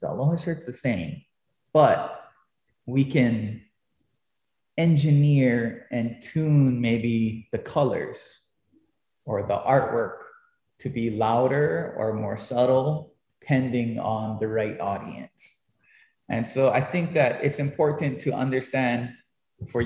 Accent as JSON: {"language": "English", "town": "Hilo", "region": "Hawaii", "country": "United States", "tie": "born or raised there", "said": "as a little kid growing up in Kaukaha"}